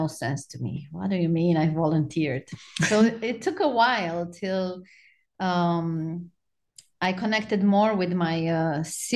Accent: Romania; moved away as an adult; now in Charleston, United States; I was born in Romania and I lived in Romania till 5 years ago

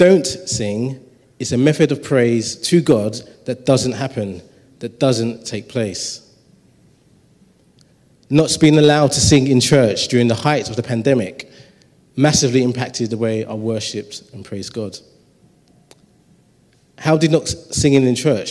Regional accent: London, United Kingdom; I grew up in Tower Hamlets.

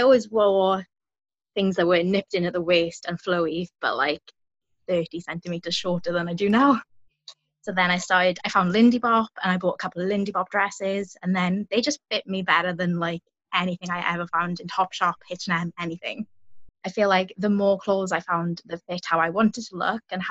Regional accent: South Wales, United Kingdom; I'm from South Wales

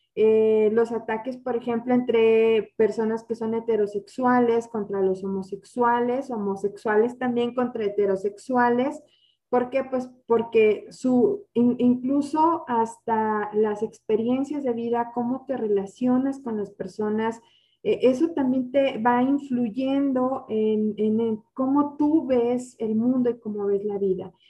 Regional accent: Mexico; como mexicanos

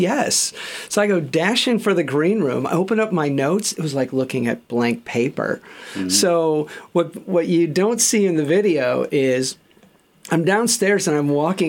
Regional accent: Chicago, Illinois, United States; moved away as an adult; now in Australia; I grew up in Chicago, and I'd come over here to Australia

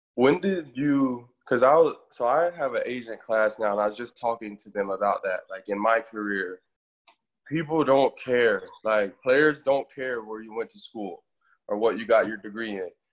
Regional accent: Florida, United States; I'm from Florida myself

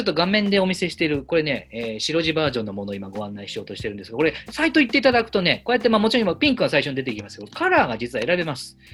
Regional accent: Yamanashi, Japan; 僕の、えー、と出身の山梨

